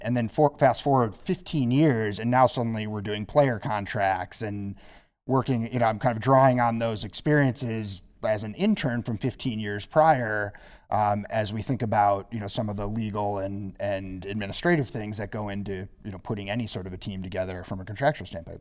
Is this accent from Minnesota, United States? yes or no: yes; Minnesota, United States; moved away as an adult; also born or lived in East Coast; I'm originally from Minnesota